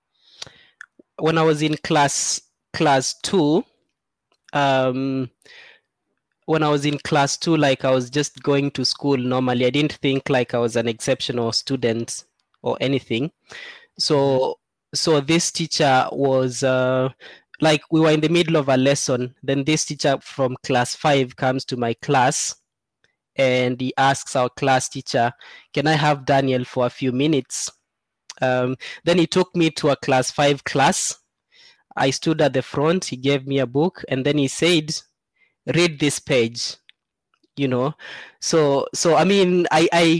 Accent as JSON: {"language": "English", "region": "eastern Kenya", "country": "Kenya", "tie": "born or raised there", "said": "I grew up in Seikuru, which is in Eastern Kenya, it's a very arid area."}